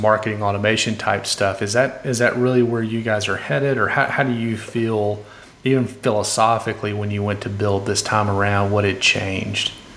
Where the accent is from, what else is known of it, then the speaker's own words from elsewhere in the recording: Austin, Texas, United States; here in my hometown